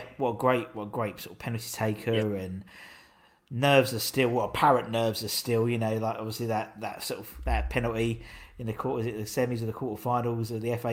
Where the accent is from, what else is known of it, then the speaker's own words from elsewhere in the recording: East of England, United Kingdom; just to make it sound like I was really from London or from England, you know, and try to explain from Essex rather than London.